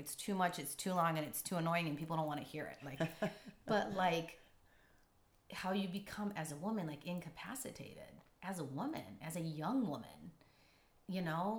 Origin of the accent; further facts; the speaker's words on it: Tijuana, Baja California, Mexico; now in San Diego, United States; growing up in Tijuana